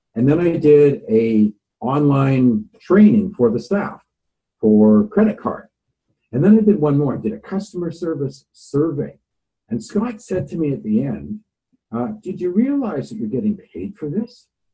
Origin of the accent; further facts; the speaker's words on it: Nanaimo, British Columbia, Canada; moved away as an adult; now in Vancouver, Canada; I grew up in the Nanaimo, BC, and I left there about uh, 1974 to go to Bible school